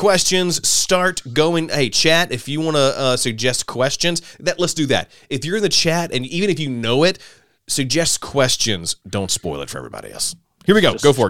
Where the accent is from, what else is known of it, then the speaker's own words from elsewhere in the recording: Alabama, United States; I grew up in Alabama